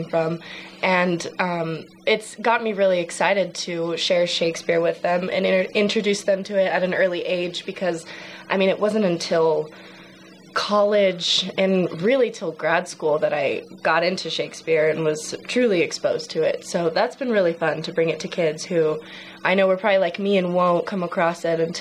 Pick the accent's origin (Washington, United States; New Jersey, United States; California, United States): California, United States; I'm from California in a real small town where there's not a ton of theater, but I grew up doing this little community theater outside of the town